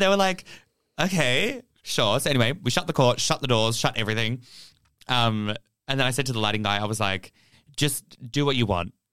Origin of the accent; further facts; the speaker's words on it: Fremantle, Western Australia, Australia; I'm from Freo